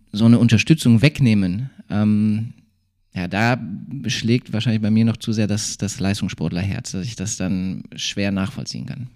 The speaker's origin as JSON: {"language": "German", "town": "Bottrop", "region": "North Rhine-Westphalia", "country": "Germany", "tie": "born or raised there", "also_born_or_lived": "Bochum", "lives_now": "Duisburg, Germany", "said": "groß geworden bin ich ja in Bottrop, äh, dann Studium in Bochum und jetzt Duisburg."}